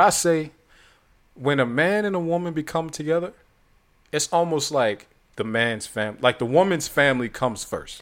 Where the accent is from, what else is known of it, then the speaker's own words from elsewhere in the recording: Youngstown, Ohio, United States; moved away; I'm from Youngstown. Small city.